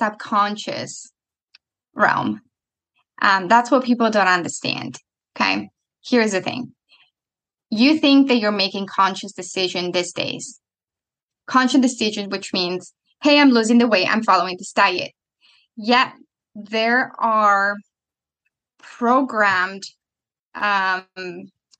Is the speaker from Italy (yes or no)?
yes; Italy; moved away; I'm coming from Italy